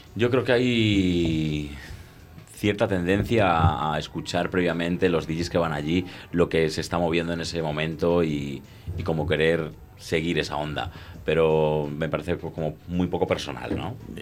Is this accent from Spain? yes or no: yes; Madrid, Community of Madrid, Spain; moved away as an adult; now in Ibiza, Spain; yo soy de Madrid, también llevo allí 17 años viviendo